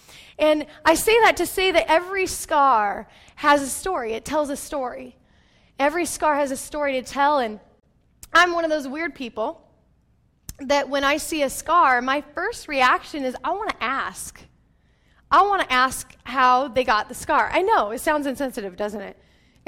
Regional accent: Yelm, Washington, United States; I grew up in Yelm, which none of you probably know where that's at. And it's a small town.

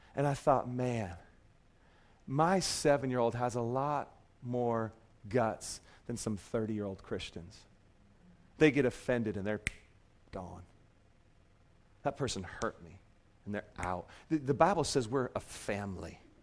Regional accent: Seattle, Washington, United States; moved away; I grew up in Seattle, so they're still the Supersonics to me

